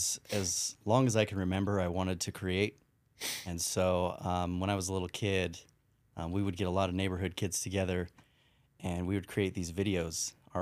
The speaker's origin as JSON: {"language": "English", "town": "Salt Lake City", "region": "Utah", "country": "United States", "tie": "born there", "also_born_or_lived": "Rancho Cucamonga, California", "said": "So, born in Utah."}